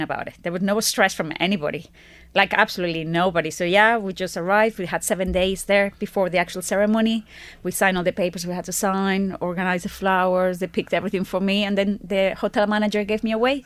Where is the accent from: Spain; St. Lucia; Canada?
Spain; now in Ireland; I'm from Spain.